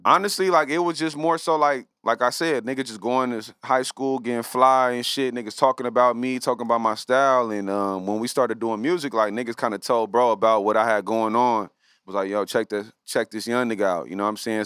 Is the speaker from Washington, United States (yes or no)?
no; Los Angeles, California, United States; I grew up in the West Side